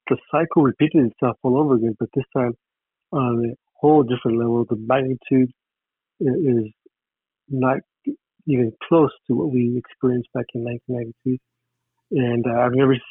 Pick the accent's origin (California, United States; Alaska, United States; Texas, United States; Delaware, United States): California, United States; Los Angeles; growing up in East Los Angeles